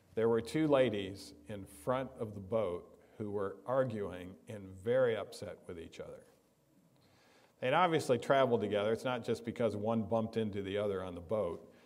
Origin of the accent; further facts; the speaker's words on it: Michigan, United States; now in California, United States; growing up in Michigan